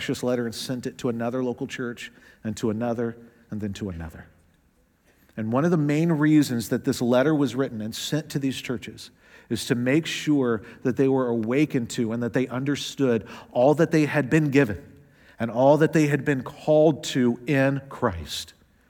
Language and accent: English; the South, United States; Now, I know I don't sound like it, but I am from the South, the fried chicken South. And I grew up going to Southern Baptist churches.